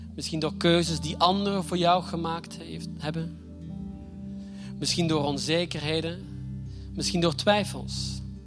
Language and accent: Dutch; Flanders, Belgium; accent: Flemish; moved away as an adult; now in Groningen, Netherlands; mijn Vlaamse accent, ook al woon ik hier al achttien jaar